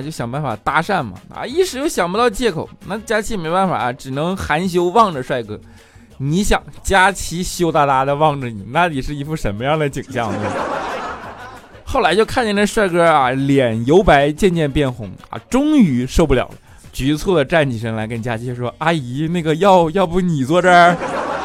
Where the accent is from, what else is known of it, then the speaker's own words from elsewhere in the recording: Northeast China, China; 我是东北人